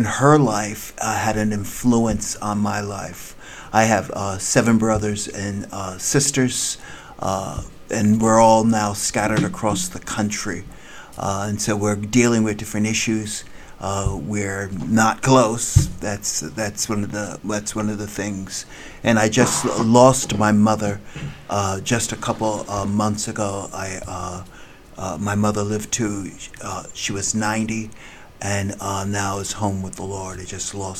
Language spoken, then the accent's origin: English; New Jersey, United States; moved away as an adult; also born or lived in New York City / La Mirada, California; now in Kansas City, United States; I was born in New York City, and then I was raised in New Jersey